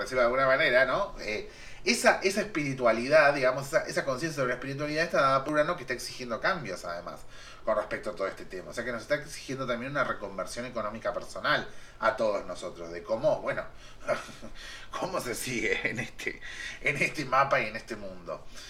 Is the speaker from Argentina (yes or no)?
yes; Argentina